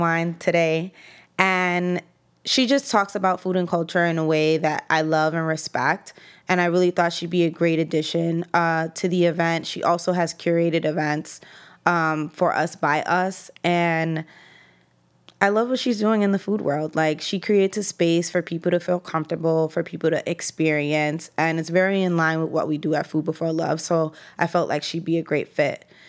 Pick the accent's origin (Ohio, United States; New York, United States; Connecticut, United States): New York, United States; New York City; I grew up in East Harlem. That's where I live currently. That's where I'm from